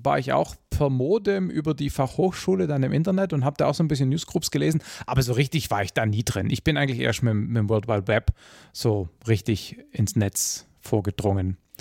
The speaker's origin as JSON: {"language": "German", "area": "Swabia", "region": "Baden-Württemberg", "country": "Germany", "said": "ich als Schwabe"}